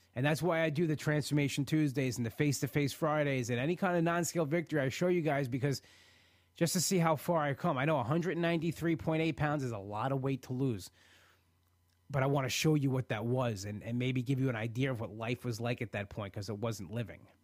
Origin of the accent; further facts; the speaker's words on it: New York, United States; being a New Yorker, be, living on Long Island and being an hour away from the city